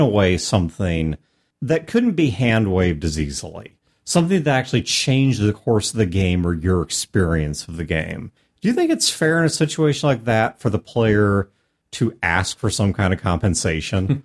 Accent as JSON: {"language": "English", "country": "United States", "said": "as an American"}